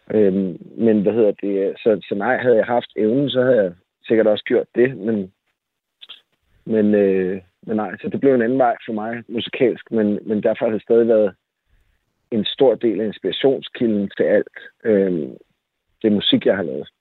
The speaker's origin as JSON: {"language": "Danish", "town": "Jersie Strand", "region": "Zealand", "country": "Denmark", "tie": "born or raised there", "also_born_or_lived": "Køge", "said": "Da jeg voksede op i Solrød Strand, eller i Jersi Strand"}